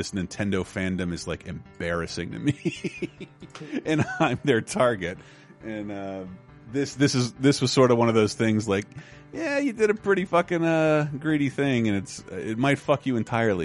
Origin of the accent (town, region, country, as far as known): Miami, Florida, United States; born or raised there